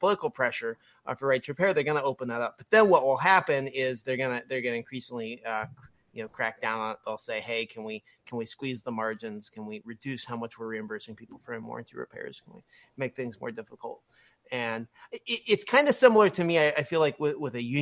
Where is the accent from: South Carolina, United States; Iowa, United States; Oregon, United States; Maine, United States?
Oregon, United States; I grew up in Oregon, and I worked at a Mac repair center in Bend